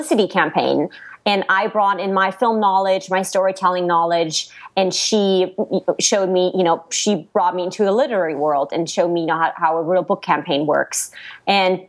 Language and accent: English; Black Forest, Baden-Württemberg, Germany; English is a second language; moved away as an adult; now in Los Angeles, United States; I come from a little village in the Black Forest